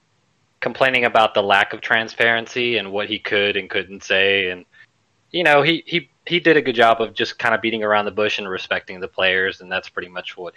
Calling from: Mobile, Alabama, United States; I'm calling from Mobile, Alabama.

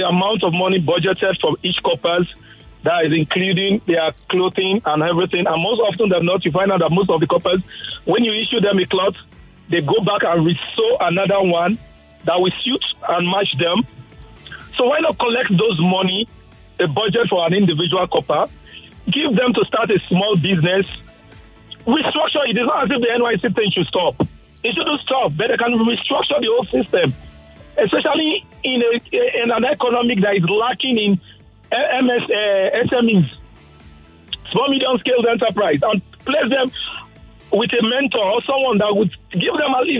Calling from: Ikeja, Lagos, Nigeria; I'm calling from Ikeja.

